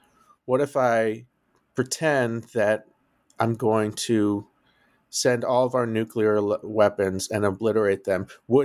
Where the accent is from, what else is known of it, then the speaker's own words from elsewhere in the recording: Detroit, Michigan, United States; now in Cambridge, United States; Well, I'm a Midwestern boy. I grew up in Detroit, and I did my undergrad at Yale